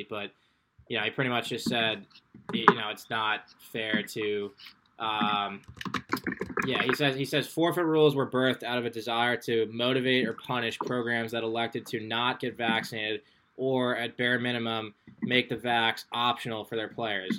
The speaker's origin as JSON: {"language": "English", "region": "New York", "country": "United States", "said": "I'm from New York, senior, obviously at Georgetown"}